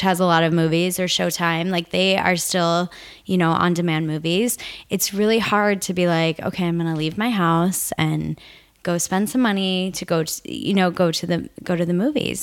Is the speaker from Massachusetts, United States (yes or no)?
no; Nebraska, United States; I grew up in Nebraska